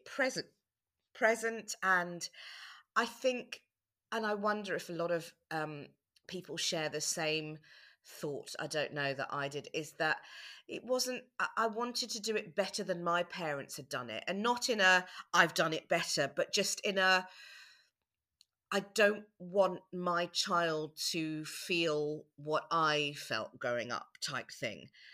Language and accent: English; South Africa; moved away; I was born in South Africa